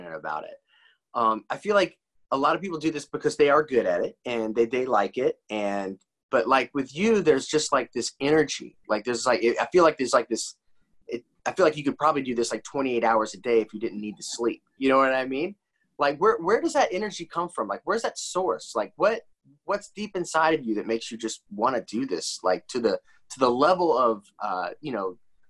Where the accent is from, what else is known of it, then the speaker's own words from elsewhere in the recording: Indiana, United States; moved away; I'm from Indiana originally